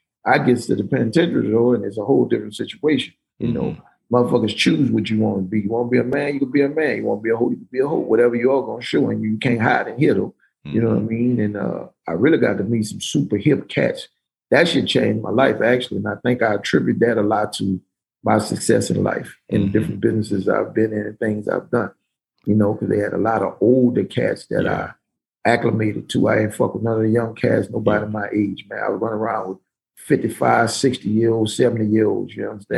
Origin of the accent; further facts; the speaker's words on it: New Orleans, Louisiana, United States; they knew I was from New Orleans